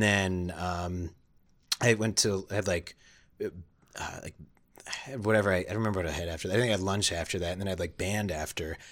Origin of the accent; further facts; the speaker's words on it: Long Island, New York, United States; I grew up in Long Island, New York